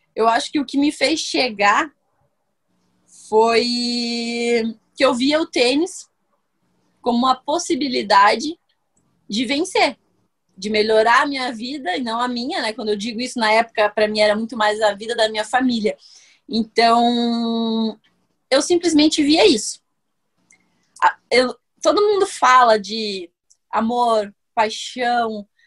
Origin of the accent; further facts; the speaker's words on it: Brazil; Eu, como brasileira